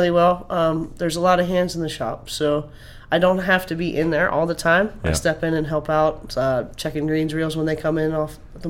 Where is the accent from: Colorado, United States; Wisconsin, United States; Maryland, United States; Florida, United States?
Maryland, United States; Grantsville; I'm from Grantsville, Maryland